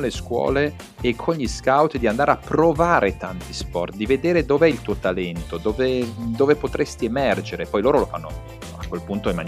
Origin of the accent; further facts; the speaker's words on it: Croatia; per quanto io ti possa dire che io mi sento, sono croato, mi sento croato